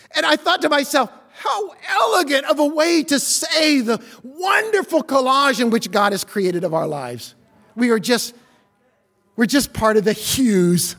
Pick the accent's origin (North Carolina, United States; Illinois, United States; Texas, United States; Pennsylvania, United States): Illinois, United States; Southern; I'm from Southern Illinois